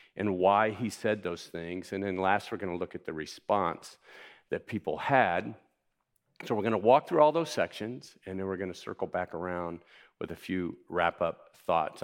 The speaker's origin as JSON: {"language": "English", "town": "Miami", "region": "Florida", "country": "United States", "tie": "born or raised there", "said": "I grew up in Miami"}